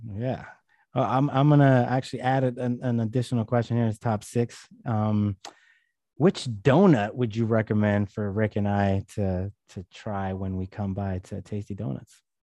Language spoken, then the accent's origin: English; California, United States; I'm from California